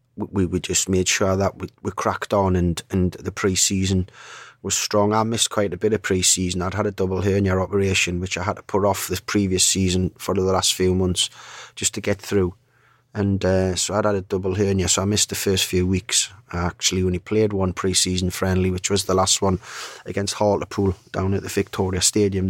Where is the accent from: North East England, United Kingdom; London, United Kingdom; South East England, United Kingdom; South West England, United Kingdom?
North East England, United Kingdom; Newcastle upon Tyne; I'm from Newcastle, I'm a Newcastle fan